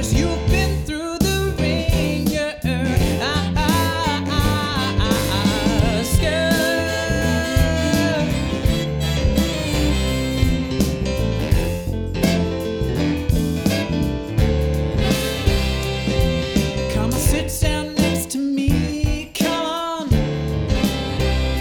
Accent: United Kingdom; accent: British; now in United States; I'm British, I have this lovely accent

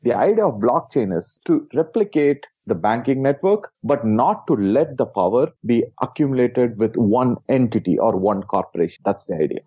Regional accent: India; I was born in India

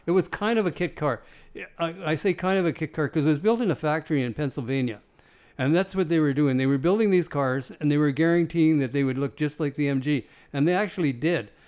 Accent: Nipawin, Saskatchewan, Canada; I was from Nipawin

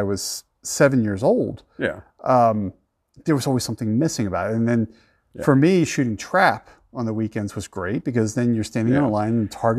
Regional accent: East Coast, United States; moved away; I grew up on the East Coast

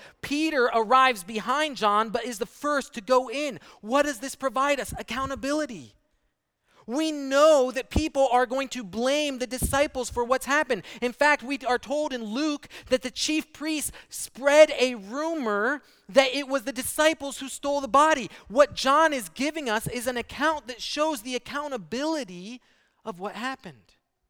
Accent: Brazil; I grew up in Brazil, and I remember when we heard about 9/11, early in the morning, only the first plane had hit.

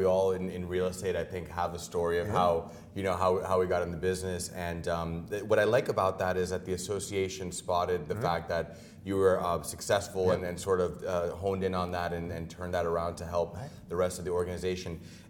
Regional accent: Dominican Republic; Yeah, my hometown.

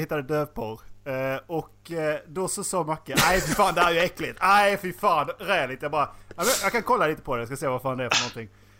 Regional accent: Skåne, Sweden; moved away; Jag var ju hemma i Skåne

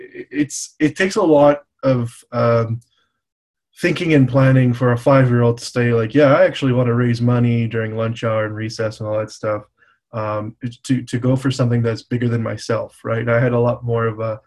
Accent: Montreal, Quebec, Canada; I was born in Montreal, Canada

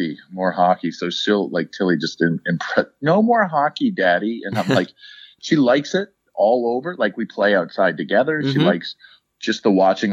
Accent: St. Louis, Missouri, United States; me and my buddy, he lives in Kansas City. We grew up in St. Louis

